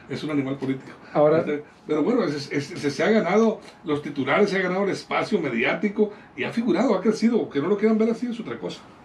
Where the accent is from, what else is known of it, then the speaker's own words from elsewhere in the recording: Angostura / Guamúchil, Sinaloa, Mexico; Angostura, Guamuchil, yo siempre volteo para mi tierra